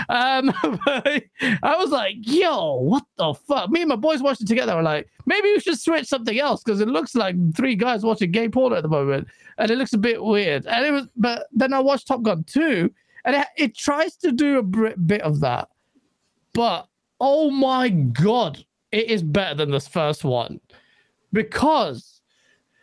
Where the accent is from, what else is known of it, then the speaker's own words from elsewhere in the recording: England, United Kingdom; me as an English person